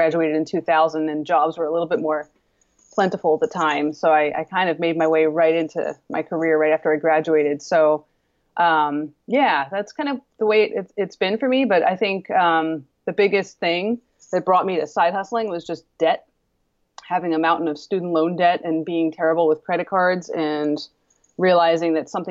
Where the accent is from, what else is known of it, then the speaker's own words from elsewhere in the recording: East Coast, United States; moved away as an adult; I'm originally from the East Coast. So I moved out West